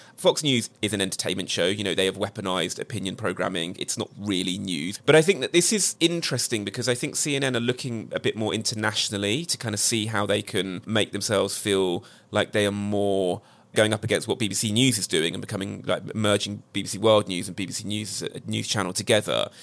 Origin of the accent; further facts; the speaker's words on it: United Kingdom; As a Brit